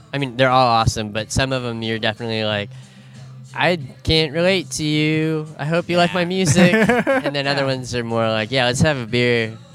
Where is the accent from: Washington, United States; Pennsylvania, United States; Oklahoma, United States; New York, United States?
Washington, United States; Camano Island; born or raised there; also born or lived in Bellingham